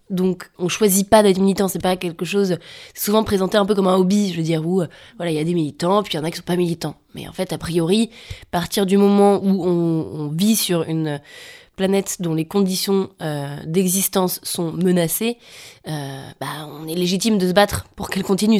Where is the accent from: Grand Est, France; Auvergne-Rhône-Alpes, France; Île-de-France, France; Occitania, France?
Auvergne-Rhône-Alpes, France; a village in Savoie; moved away as an adult; Je viens d'un village de Savoie avec des parents alpinistes à un endroit euh, très ancré dans la montagne